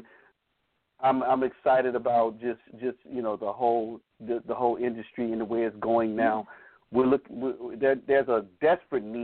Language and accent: English; Atlanta, Georgia, United States; Being here from Atlanta, born and raised in Atlanta